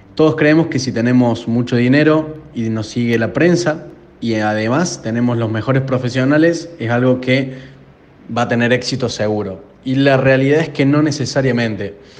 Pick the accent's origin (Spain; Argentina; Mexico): Argentina; Córdoba; accent: Argentine; de la empresa Drew Inbound de Argentina. Se darán cuenta por, mi acento